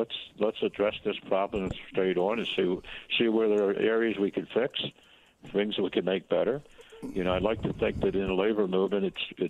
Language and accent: English; Philadelphia, Pennsylvania, United States; I live in a city, born and raised in Kensington